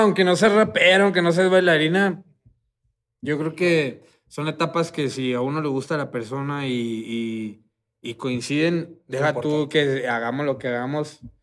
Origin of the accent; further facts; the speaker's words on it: Tijuana, Baja California, Mexico; moved away; also born or lived in Guadalajara; yo soy de Tijuana. Yo viví en Guadalajara y, fui a un evento allá a mi tierra, Tijuana